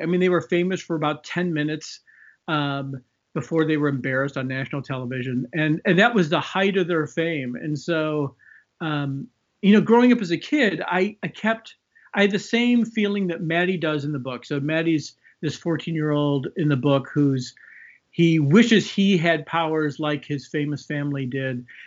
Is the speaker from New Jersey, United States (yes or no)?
no; Chicago, Illinois, United States; now in West Coast, United States; I grew up in Chicago